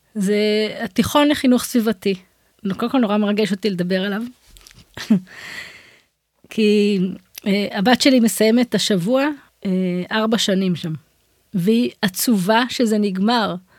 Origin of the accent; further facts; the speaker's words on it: Israel; אני גרה באזור שלי, במושב שגדלתי בו